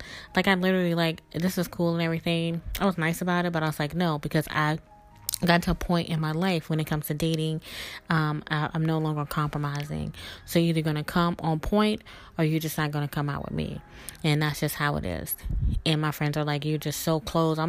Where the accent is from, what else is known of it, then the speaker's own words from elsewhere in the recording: the South, United States; Growing up in the South and being a Southern belle, I always was raised to be very polite